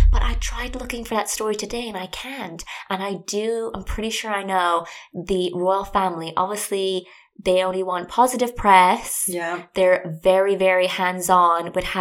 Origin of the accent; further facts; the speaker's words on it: Ireland; I'm from Ireland and I grew up there